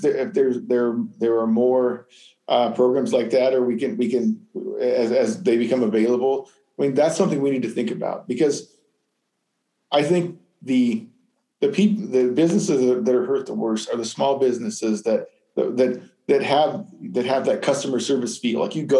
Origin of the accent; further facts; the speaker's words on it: Arizona, United States; now in Bloomington, United States; I came from Arizona. Urban sprawl is way worse out there.